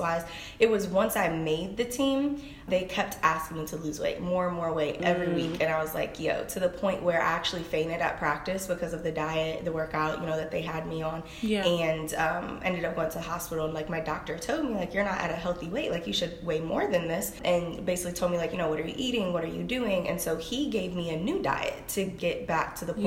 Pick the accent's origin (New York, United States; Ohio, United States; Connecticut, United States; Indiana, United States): Ohio, United States; Cleveland; I'm from Cleveland, Ohio